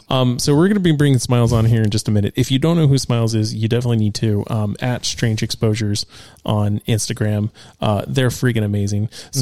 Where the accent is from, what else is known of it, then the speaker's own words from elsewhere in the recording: California, United States; a Cali born and bred, baby.